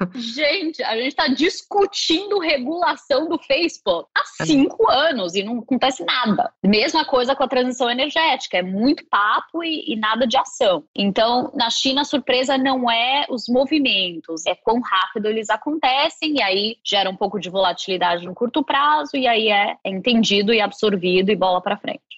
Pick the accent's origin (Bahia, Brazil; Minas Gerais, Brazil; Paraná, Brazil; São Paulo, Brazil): São Paulo, Brazil; moved away as an adult; also born or lived in Singapore / Mexico / Switzerland; now in New York, United States; sou paulista, mas já moro nos Estados Unidos ou fora do Brasil há 20 anos, desde 2001.